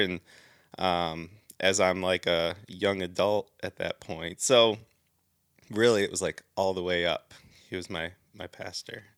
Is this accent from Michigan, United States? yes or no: yes; Southeast Michigan, United States; moved away as an adult; also born or lived in California; I'm actually from Southeast Michigan, so about an hour north of Detroit